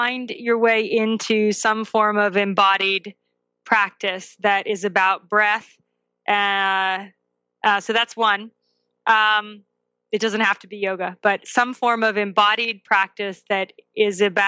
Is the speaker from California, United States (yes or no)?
yes; Southern California, United States; moved away as an adult; now in Vermont, United States; I grew up in Southern California